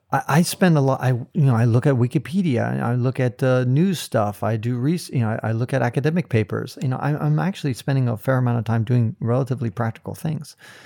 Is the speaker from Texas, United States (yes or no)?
no; Silicon Valley, California, United States; also born or lived in San Francisco, California; I grew up in Silicon Valley.